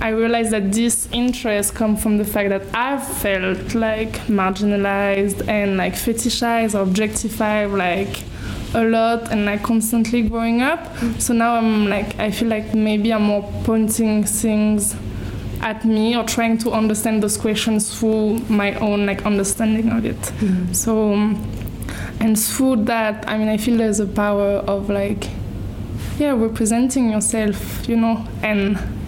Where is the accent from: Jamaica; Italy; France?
France; Paris, Île-de-France; I grew up in Paris